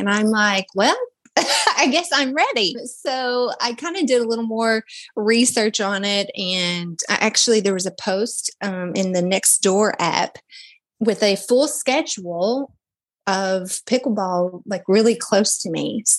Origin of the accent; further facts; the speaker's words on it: Kentucky, United States; now in Florida, United States; I came from Kentucky, or I moved to Florida from Kentucky about 5.5 years ago.